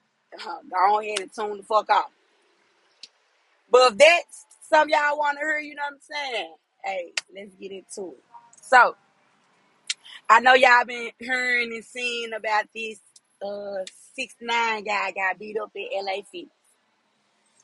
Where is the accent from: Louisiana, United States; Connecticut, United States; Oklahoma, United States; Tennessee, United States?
Tennessee, United States; Memphis; I'm from Memphis